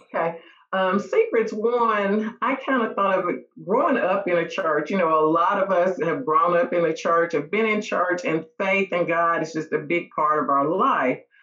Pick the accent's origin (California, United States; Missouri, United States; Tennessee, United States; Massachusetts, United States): Tennessee, United States; Mount Juliet; also born or lived in Nashville, Tennessee; I grew up in Mount Juliet, um, left there for a little while, lived in Nashville for a couple years, and then moved back to Mount Juliet